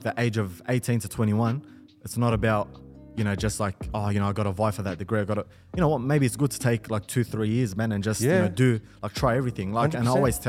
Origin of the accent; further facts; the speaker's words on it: Melbourne, Victoria, Australia; We're from Melbourne.